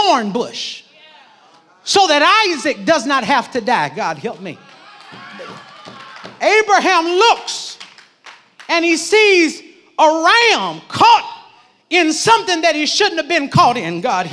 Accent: Midwest, United States; I grew up in the Midwest

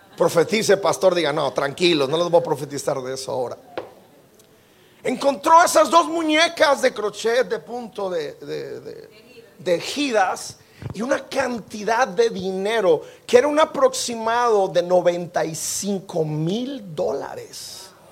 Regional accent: Mexico; Como buen mexicano

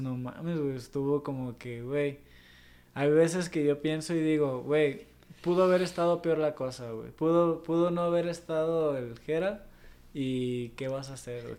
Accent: Mexico

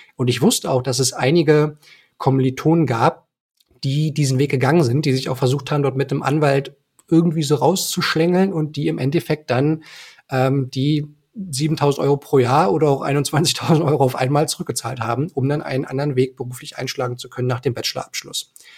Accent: Eisenhüttenstadt, Brandenburg, Germany; ich bin in Eisenhüttenstadt geboren worden. Das ist eine ähm, ostbrandenburgische Grenzstadt

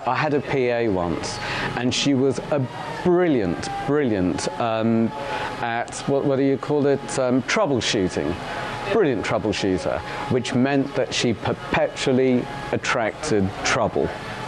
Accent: Uganda; now in United Kingdom; I'm a refugee from Uganda, and then we were smuggled out. We were on the death list to the UK.

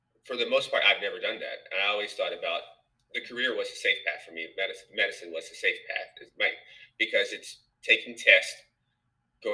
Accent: Nashville, Tennessee, United States; moved away as an adult; also born or lived in New York; I'm from Nashville, Tennessee.

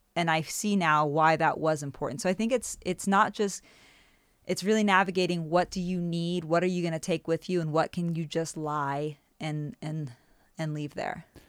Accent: United States; moved away; also born or lived in Germany; leaving this country that felt like home to go back to what is known as my home country

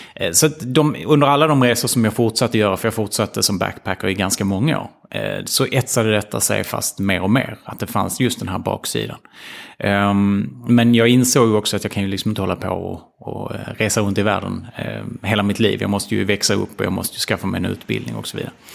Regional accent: Ystad, Skåne, Sweden; moved away as an adult; jag växte upp i Ystad

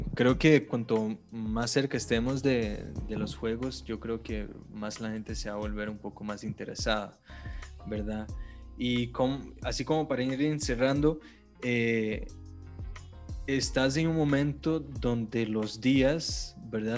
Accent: Brazil; now in Costa Rica; yo como vengo de Brasil

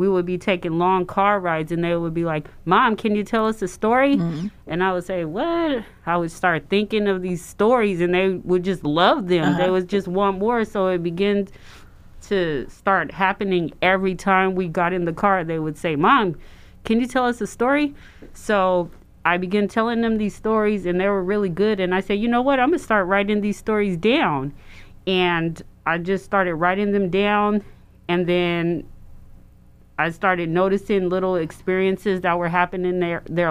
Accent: San Francisco, California, United States; moved away as an adult; now in Sacramento, United States; I am originally from San Francisco. I've been in Sacramento for a few years now

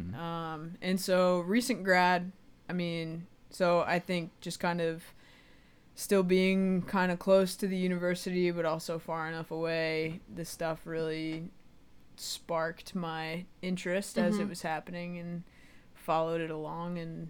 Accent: Clarks Summit, Pennsylvania, United States; I'm from Clark Summit properly, okay. But usually we use Scranton as the landing spot.

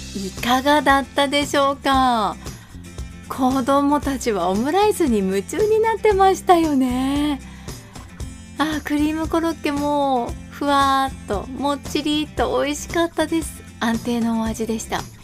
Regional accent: Kanazawa, Ishikawa, Japan; 地元金沢

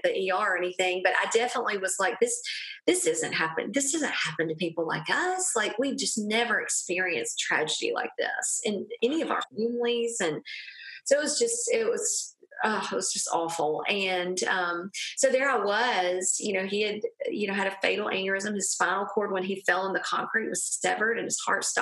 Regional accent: a small town in Alabama, United States; I am from a small town in Alabama. I'm sure none of your listeners can hear my accent.

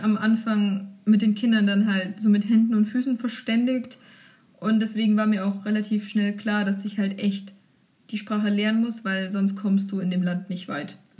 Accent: Germany; ich war eine Deutsche

